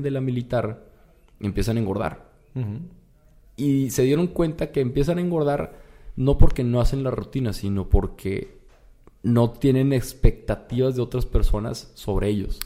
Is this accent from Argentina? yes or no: no; Torreón, Coahuila, Mexico; moved away as an adult; now in Monterrey, Mexico; yo soy de Torreón y me vine acá a Monterrey